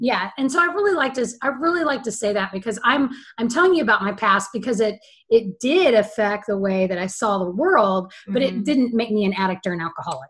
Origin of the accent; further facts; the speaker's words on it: Central Texas, United States; I was born and raised in Central Texas